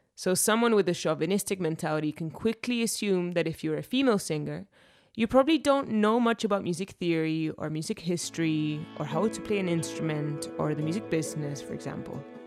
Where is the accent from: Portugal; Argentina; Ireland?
Argentina; from Argentina